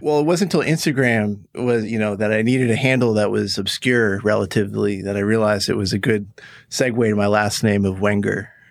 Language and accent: English; Woodstock, New York, United States; I, I'm from Woodstock, New York.